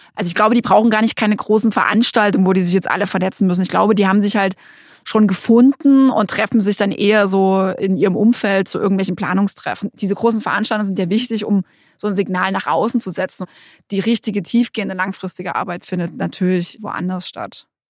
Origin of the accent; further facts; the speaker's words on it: Saxony, Germany; ich komme ja auch aus Sachsen. Also für mich ist das Heimat.